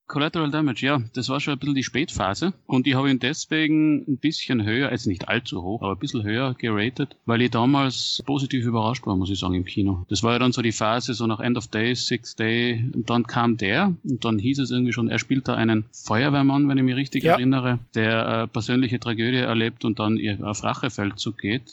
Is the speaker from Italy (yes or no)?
no; Austria; als Österreicher